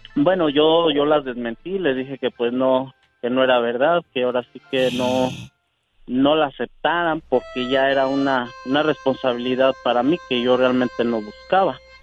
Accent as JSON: {"language": "Spanish", "region": "Querétaro", "country": "Mexico", "tie": "born or raised there", "said": "yo soy de Querétaro y mi pueblito se llamaba Los Positos"}